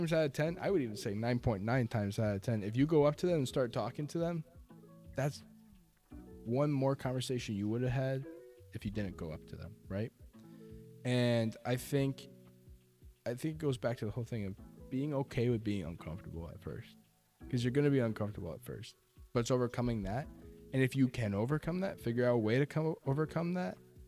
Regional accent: Storrs, Connecticut, United States; I grew up in Storrs

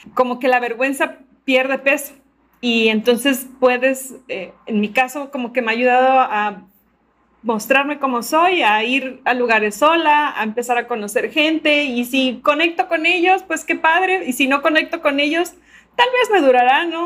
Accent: Veracruz, Mexico; soy de Veracruz, de México

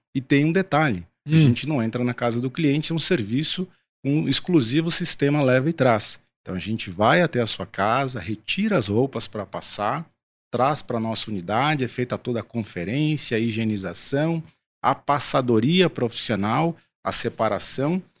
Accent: São Paulo, Brazil; sou paulistano

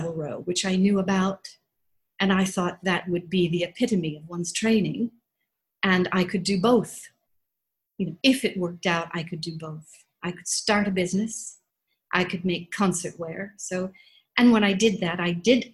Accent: Detroit, Michigan, United States; moved away as an adult; also born or lived in Florida; now in London, United Kingdom; I was born in Detroit, and I moved to Florida

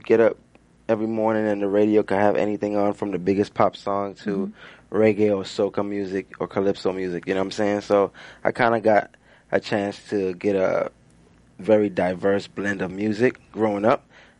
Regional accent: U.S. Virgin Islands; also born or lived in Puerto Rico; So I grew up in the Virgin Islands, but I was born in Puerto Rico with my mom's side.

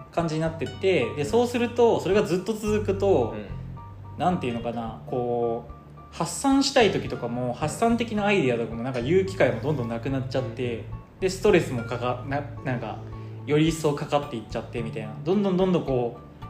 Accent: Kochi, Japan; moved away as an adult; also born or lived in Kansai; now in Tokyo, Japan; 地元の高知から関西出てきて

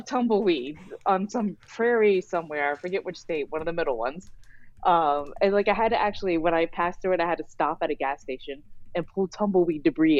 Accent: Virginia, United States; moved away as an adult; also born or lived in Seattle, Washington / Florida / Missouri; now in New York, United States; I am from Virginia initially, and I've moved around the U.S., but I grew up in Virginia.

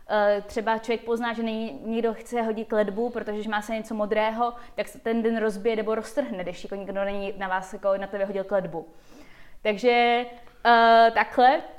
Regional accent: Czechia; also born or lived in United States; jsem na Češka jenom na půl a na půl jsem američanka. Vyrostla jsem mezi Amerikou a Čechama.

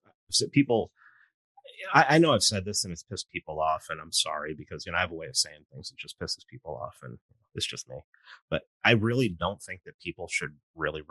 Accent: New York City, New York, United States; I grew up in New York City

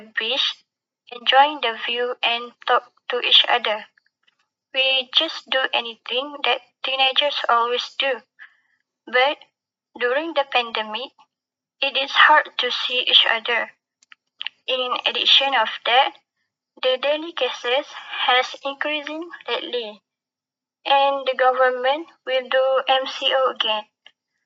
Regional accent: Besut, Terengganu, Malaysia; I am from Basut, Terengganu.

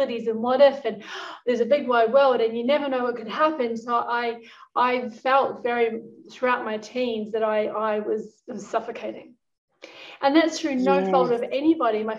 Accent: New Zealand; I think it's one of the best childhoods I could have. I actually grew up on a farm.

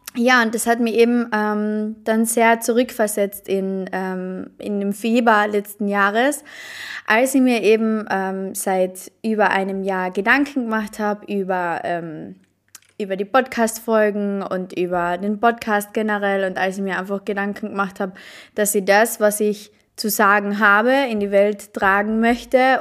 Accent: Carinthia, Austria; ich komme aus Kärnten. Ich komme aus Kärnten, aus Österreich, aus einem mini kleinen Dorf.

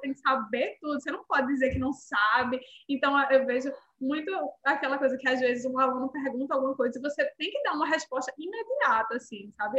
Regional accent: Recife, Pernambuco, Brazil; moved away as an adult; also born or lived in Texas, United States; now in Ottawa, Canada; eu sou uma nordestina, né? Vim de Recife.

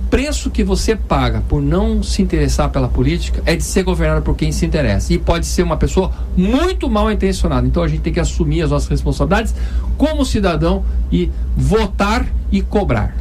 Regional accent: Brazil

